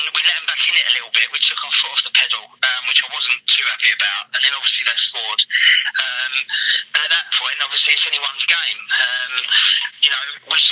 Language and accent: English; Medway, South East England, United Kingdom; I'm originally from Medway